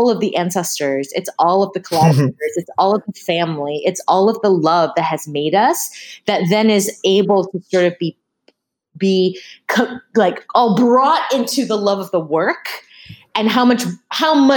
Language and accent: English; Massachusetts, United States; I grew up in Massachusetts